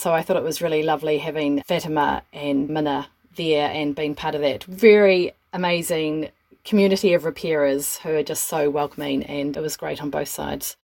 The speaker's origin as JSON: {"language": "English", "country": "New Zealand", "tie": "born or raised there", "said": "growing up in Aotearoa in the 1970s and 1980s"}